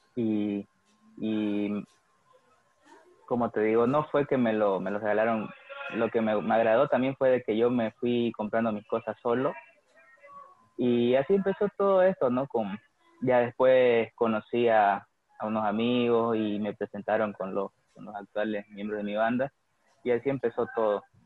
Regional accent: Santa Cruz de la Sierra, Santa Cruz, Bolivia; nací hace 21 años y, nada, he vivido toda mi vida acá, feliz de, ser cruceño

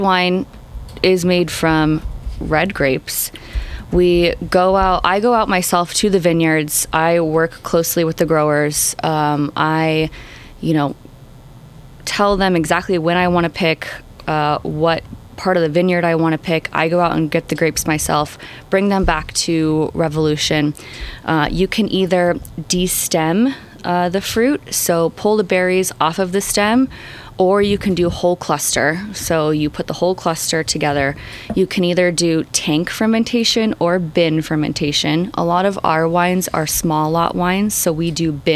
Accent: Sacramento, California, United States; also born or lived in Turlock; I grew up in Sacramento in a city

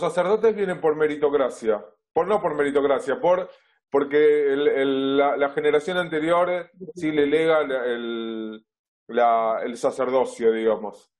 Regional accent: Buenos Aires, Argentina; vivo en Buenos Aires, nací en Buenos Aires, siempre viví aquí en esta ciudad, originalmente en Flores, desde hace muchos años en Villa Crespo

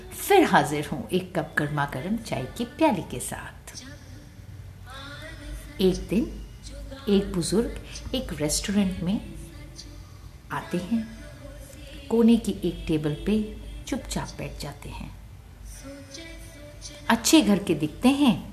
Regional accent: Punjab, India; याद रख पुत्र हम पंजाबी लोग लंगर के पैसे नहीं लेते

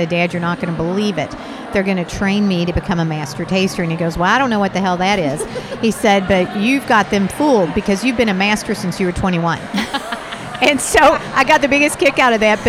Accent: Kentucky, United States; growing up in Kentucky

